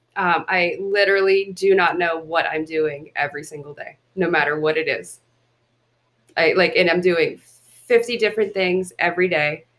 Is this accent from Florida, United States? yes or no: no; Pittsburgh, Pennsylvania, United States; now in Los Angeles, United States; I'm originally from Pittsburgh